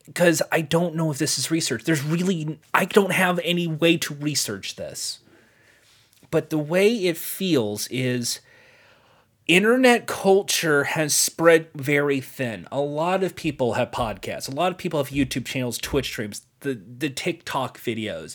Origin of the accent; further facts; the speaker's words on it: United States; as an American